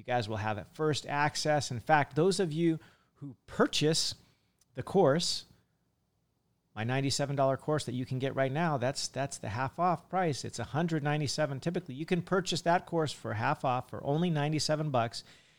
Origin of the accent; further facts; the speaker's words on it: Hawaii, United States; And I'm from Hawaii. That's where I spend most of my time.